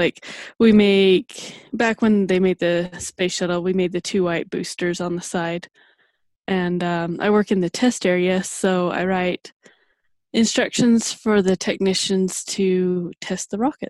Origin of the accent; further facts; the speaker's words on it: Utah, United States; I grew up on a farm in central Utah.